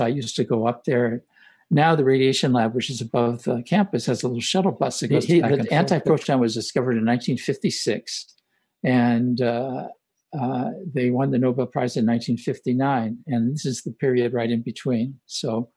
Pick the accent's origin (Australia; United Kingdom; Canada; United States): United States; Los Angeles, California; also born or lived in Omaha, Nebraska; I grew up in Hollywood, kind of near Hollywood, East Hollywood